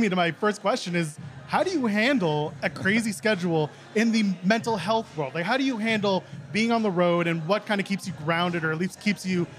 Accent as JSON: {"language": "English", "town": "Ottawa", "region": "Ontario", "country": "Canada", "tie": "born or raised there", "moved": "yes", "lives_now": "Toronto, Canada", "said": "Well, I mean, I grew up in Ottawa, Ontario"}